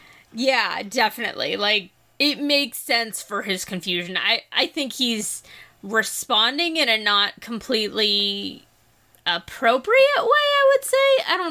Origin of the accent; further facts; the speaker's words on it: East Coast, United States; growing up on the East Coast